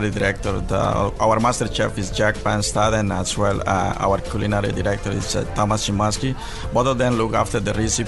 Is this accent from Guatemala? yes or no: yes; Guatemala; moved away; also born or lived in Chile; I was born in Guatemala. My family is from Chile, so I'm a kind of half and a half.